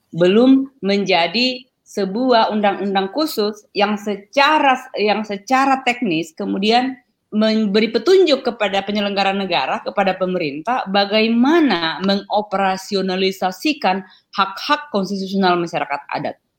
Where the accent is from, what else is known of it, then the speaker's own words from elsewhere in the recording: Toraja, South Sulawesi, Indonesia; moved away as an adult; Jadi wilayah adat saya di Toraja namanya Madandan. Saya kalau di, mengidentifikasi diri saya, karena kampung saya, wilayah adat saya masih ada, makanya saya disebut orang Madandan